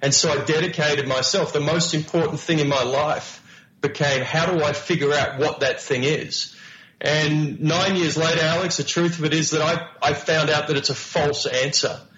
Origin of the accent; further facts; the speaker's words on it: Melbourne, Victoria, Australia; moved away as an adult; I came from Melbourne, Australia, you know, working poor Melbourne, Australia, where my part-time jobs were working at KFC